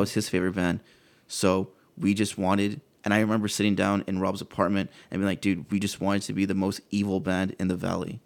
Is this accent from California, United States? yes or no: no; McAllen, Texas, United States; I'm from McAllen